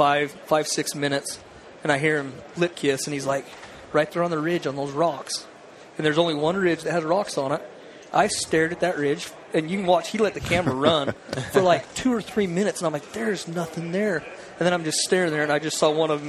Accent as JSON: {"language": "English", "town": "St. George", "region": "Utah", "country": "United States", "tie": "born or raised there", "also_born_or_lived": "Enterprise, Utah", "said": "I am from Southern Utah, grew up St. George Enterprise. I live in St. George now."}